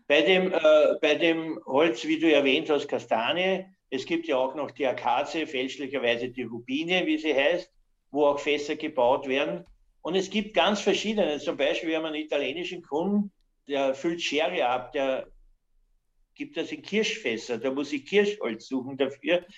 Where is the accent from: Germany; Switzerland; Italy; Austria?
Austria; Hollabrunn, Lower Austria; also born or lived in United States / Canada; ich komme aus Hollerbrunn